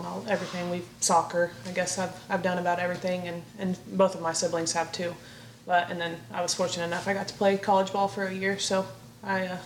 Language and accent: English; Cherokee, Oklahoma, United States; I was born and raised in Cherokee, Oklahoma. So a little bitty town.